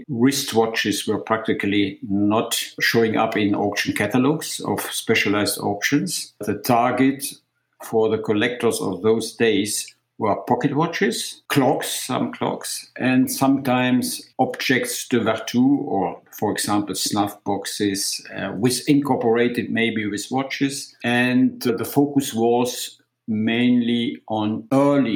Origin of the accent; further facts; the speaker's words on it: Aachen, North Rhine-Westphalia, Germany; my hometown in Aachen